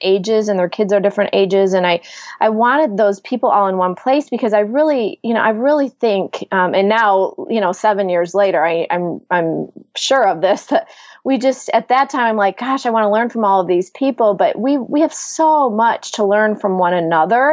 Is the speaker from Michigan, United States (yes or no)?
yes; Ann Arbor, Michigan, United States; I am from Michigan, right outside of Ann Arbor, Michigan.